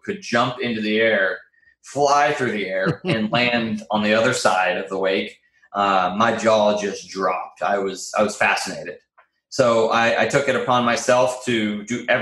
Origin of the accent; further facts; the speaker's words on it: Raleigh, North Carolina, United States; I am born and raised in Raleigh, North Carolina